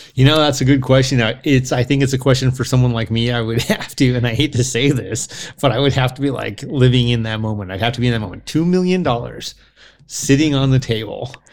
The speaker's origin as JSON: {"language": "English", "country": "United States", "said": "We're American."}